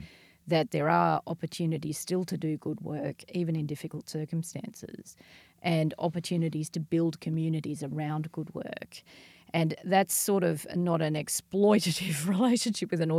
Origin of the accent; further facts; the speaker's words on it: Ireland; I'm Irish